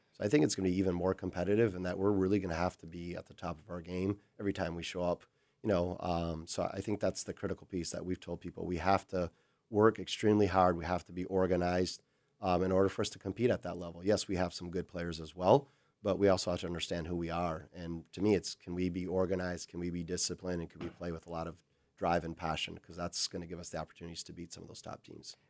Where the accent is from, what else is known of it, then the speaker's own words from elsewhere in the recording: Brazil; moved away as an adult; now in Minnesota, United States; growing up in Brazil